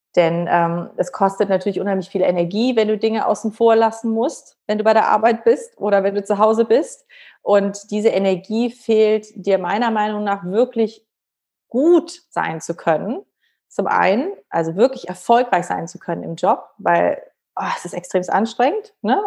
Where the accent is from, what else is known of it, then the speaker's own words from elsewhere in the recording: Cologne, North Rhine-Westphalia, Germany; ich bin ja aus Köln